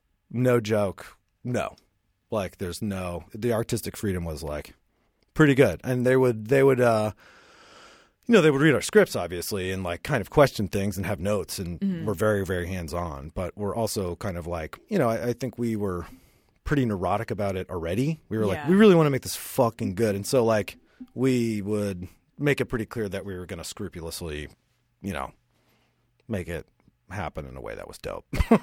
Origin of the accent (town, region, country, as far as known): Pittsburgh, Pennsylvania, United States; born or raised there